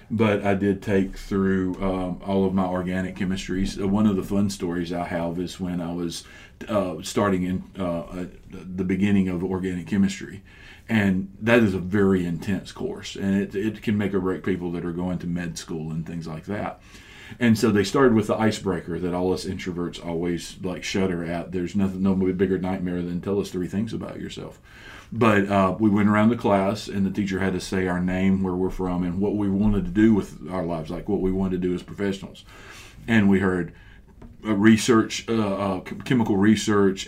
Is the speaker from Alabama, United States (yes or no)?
no; Mississippi, United States; moved away as an adult; also born or lived in Georgia / Oviedo, Florida; now in Florida, United States; I grew up in Mississippi, and all of my family's in Mississippi.